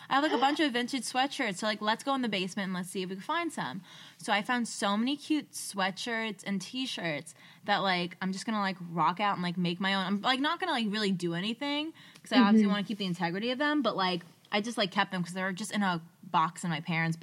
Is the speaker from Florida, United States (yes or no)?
no; New Jersey, United States; We're from New Jersey